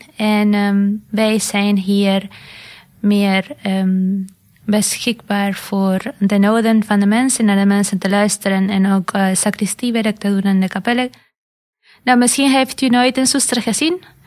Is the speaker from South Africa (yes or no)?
no; Argentina; moved away as an adult; now in Netherlands; Ik kom zelf uit Argentinië.